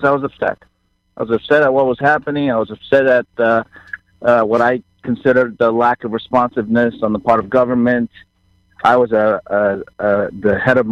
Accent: New York City, New York, United States; born or raised there; also born or lived in Taiwan / Flushing, Queens

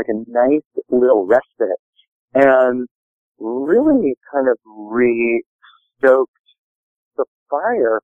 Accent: Cleveland, Ohio, United States; moved away; also born or lived in Washington, D.C.; I grew up in Cleveland before I moved to DC

